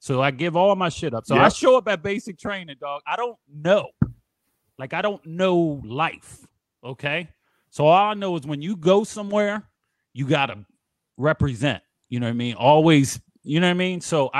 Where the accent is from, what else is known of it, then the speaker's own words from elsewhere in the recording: Philadelphia, Pennsylvania, United States; Like, I'm from Philly, so everything is harsh.